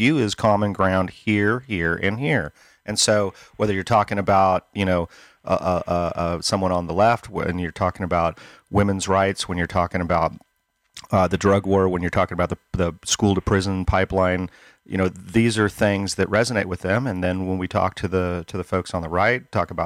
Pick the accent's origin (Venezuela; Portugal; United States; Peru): United States; Northern Nevada; moved away as an adult; also born or lived in Northern California / Placer County, California; now in Gold Hill, United States; I was born and raised up here in Northern California, in Northern Nevada. I moved to Northern California and spent a 30-year career running my business